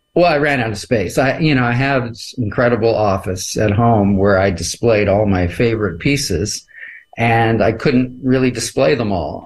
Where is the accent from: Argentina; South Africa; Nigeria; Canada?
Canada; I'm a Canadian